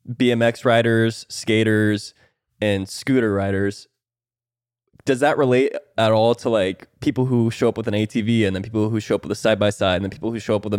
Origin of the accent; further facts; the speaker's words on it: Iowa, United States; I'm from Iowa, bro.